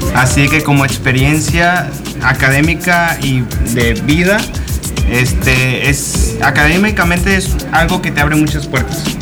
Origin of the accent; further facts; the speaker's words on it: Sinaloa, Mexico; moved away as an adult; also born or lived in Nayarit; mi origen es desde Sinaloa, así que tengo más cultura sinaloense